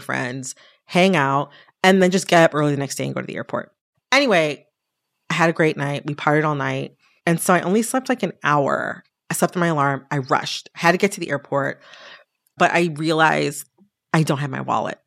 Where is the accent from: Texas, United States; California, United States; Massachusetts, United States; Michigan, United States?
Michigan, United States; Detroit; moved away as an adult; also born or lived in Washington, D.C.; I'm from the Detroit area.